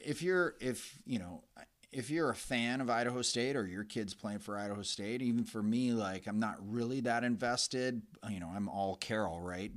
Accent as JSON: {"language": "English", "town": "Calgary", "region": "Alberta", "country": "Canada", "tie": "born or raised there", "said": "I grew up in Calgary"}